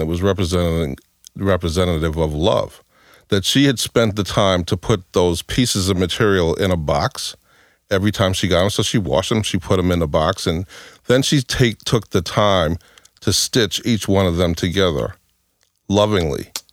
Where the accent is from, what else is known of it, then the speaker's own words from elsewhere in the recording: New York, United States; I grew up in New York, um, in in a pro- housing project